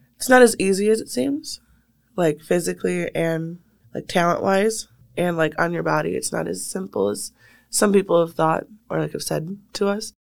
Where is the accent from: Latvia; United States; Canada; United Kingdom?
United States; Waukesha, Wisconsin; I'm from Waukesha